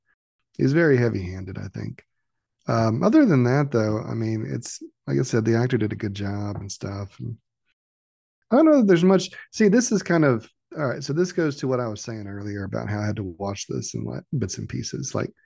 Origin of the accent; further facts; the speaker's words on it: Kansas, United States; I'm from Kansas, but, you know, I guess there's some heavy hitters in Kansas too, right?